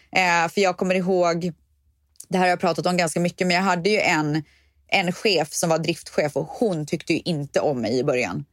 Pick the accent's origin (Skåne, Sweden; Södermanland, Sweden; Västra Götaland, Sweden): Västra Götaland, Sweden; Borås; moved away as an adult; also born or lived in Spain; jag var så jävla trött på Borås där jag kommer ifrån